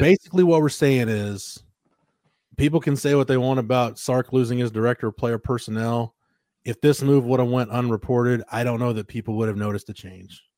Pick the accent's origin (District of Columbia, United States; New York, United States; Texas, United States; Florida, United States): Texas, United States; Florence; it was my hometown. I just ran my own paper